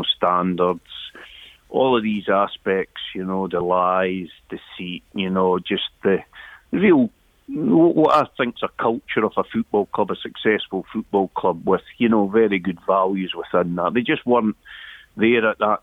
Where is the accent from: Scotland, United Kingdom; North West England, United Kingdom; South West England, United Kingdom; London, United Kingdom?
Scotland, United Kingdom; the East, close to Edinburgh; also born or lived in Elgin; I was an Elgin boy, but brought up in the East, close to Edinburgh, and I never experienced sectarianism growing up.